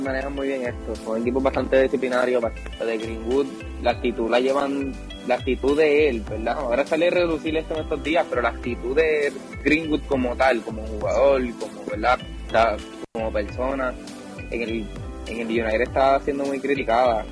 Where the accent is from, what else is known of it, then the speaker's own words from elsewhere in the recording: Argentina; now in Puerto Rico; yo como argentino